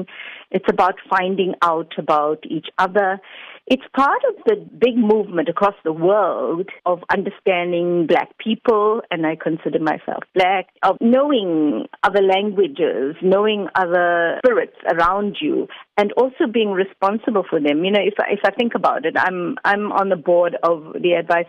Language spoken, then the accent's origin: English; South Africa; who I am as a South African.